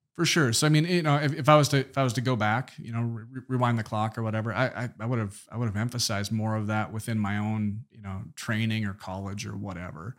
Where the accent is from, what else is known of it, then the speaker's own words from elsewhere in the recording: Minot, North Dakota, United States; neighborhoods in Minot, my hometown